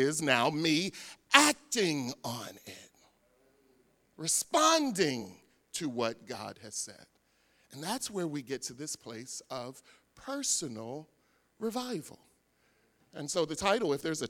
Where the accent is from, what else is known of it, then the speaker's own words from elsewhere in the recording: Philadelphia, Pennsylvania, United States; I grew up in Philadelphia